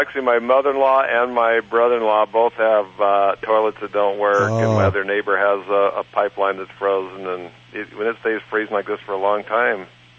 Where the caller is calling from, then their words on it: North Idaho, United States; I'm calling from Almost Heaven Ranch in North Idaho.